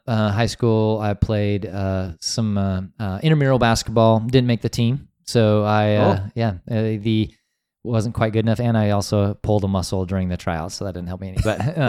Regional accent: Wyoming, United States; Yeah, I grew up in some small towns in Wyoming, and so most of my years I grew up there. We moved around a little bit.

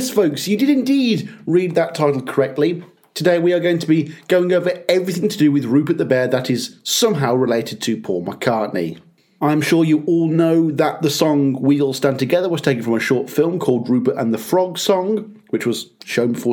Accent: United Kingdom

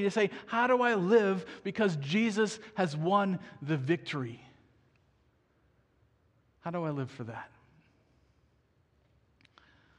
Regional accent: United States; as an American

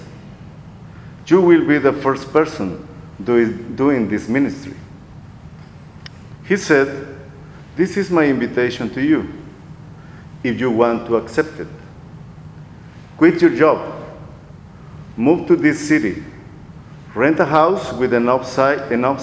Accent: Guatemala; moved away as an adult; also born or lived in Costa Rica; now in Texas, United States; I was born in Guatemala, but I am also a Costa Rican

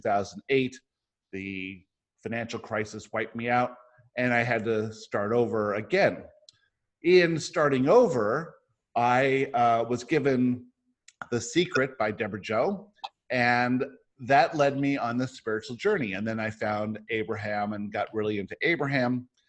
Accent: San Diego, California, United States; also born or lived in Johannesburg, South Africa / Michigan / Boca Raton, Florida; I was born in Johannesburg, South Africa. My family moved all around the world. I grew up in San Diego. I spent a year after that in Johannesburg and then in Michigan and then most of my life in San Diego and then Boca Raton, Florida.

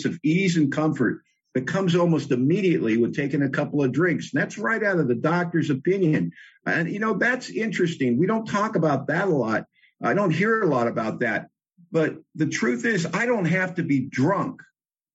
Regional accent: Los Angeles, California, United States; moved away as an adult; now in Bellingham, United States; I was born in L.A., born and raised in Hollywood specifically.

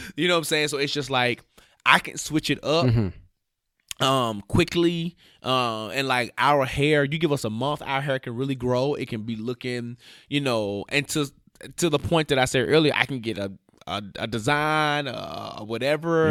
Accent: Memphis, Tennessee, United States; moved away; my barber in Memphis, my hometown

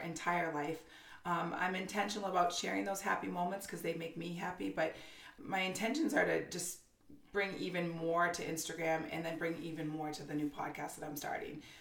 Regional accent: Haverhill, Massachusetts, United States; also born or lived in Newburyport, Massachusetts; Born and raised in uh, north of Boston, in a town called Haverhill, Massachusetts

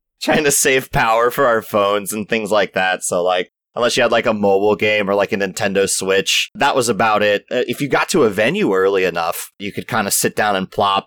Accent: Maryland, United States; moved away as an adult; also born or lived in Florida; I grew up in Maryland, just outside of Baltimore and DC

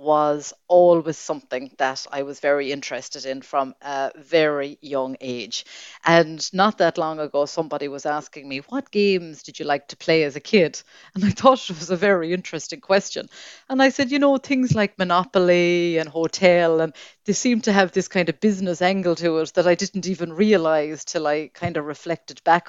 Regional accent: Claremorris, Connacht, Ireland; I am very proud to say that I am from Claremorris, and wherever I go all over the world, I always meet Mayo people

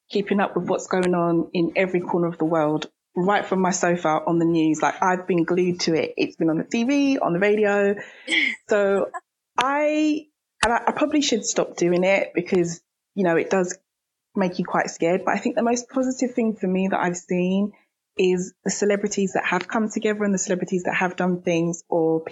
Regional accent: United Kingdom; me being British myself

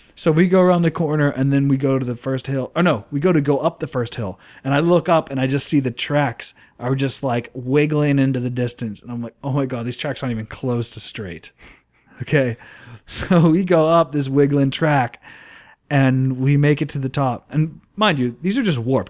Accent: Plum, Pennsylvania, United States; I grew up in Plumborough

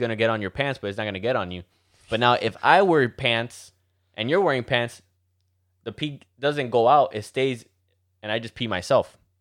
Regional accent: Miami, Florida, United States; Since we're from Miami, majority of us are Cubans

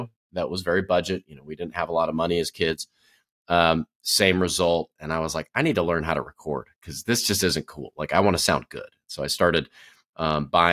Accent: Wisconsin, United States; moved away; I grew up in Wisconsin, so I watched the Packers.

